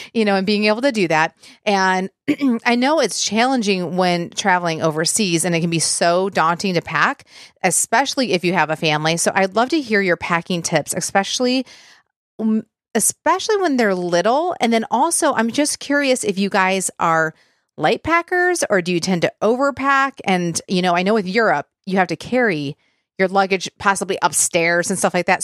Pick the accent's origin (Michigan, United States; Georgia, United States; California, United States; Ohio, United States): Michigan, United States; we're from Michigan, and Windsor is literally right across